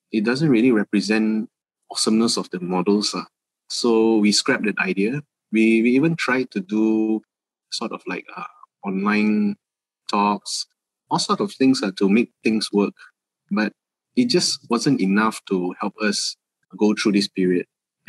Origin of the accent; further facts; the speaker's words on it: Malaysia; just basically being Malaysian. So we thought that was one of the most important thing that we all, it's the everyday things that we see in Malaysia